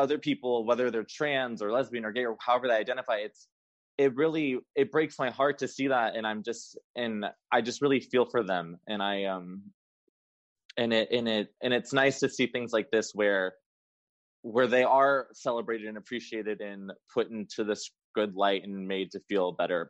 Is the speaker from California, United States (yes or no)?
yes; Los Angeles, California, United States; also born or lived in San Francisco, California / West Hollywood, California; I grew up in Los Angeles, I went to San Francisco for college. I now live in West Hollywood.